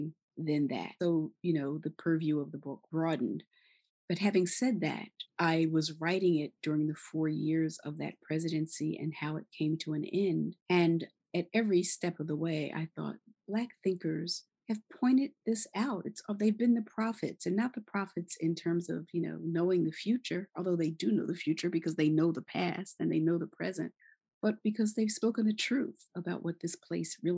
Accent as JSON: {"language": "English", "town": "Philadelphia", "region": "Pennsylvania", "country": "United States", "tie": "born or raised there", "moved": "yes", "lives_now": "New York, United States"}